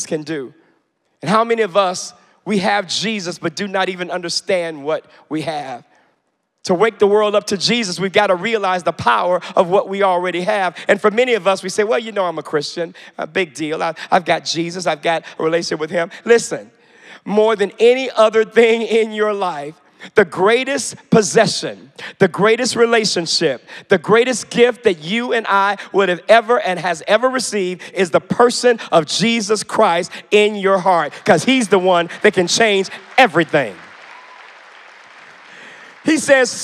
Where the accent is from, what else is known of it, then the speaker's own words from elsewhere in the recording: Chicago, Illinois, United States; I grew up in the Baptist church, you all, and as a black Baptist kid on the south side of Chicago